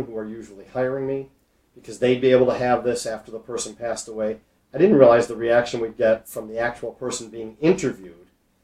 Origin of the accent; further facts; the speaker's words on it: Skokie, Illinois, United States; I grew up in Skokie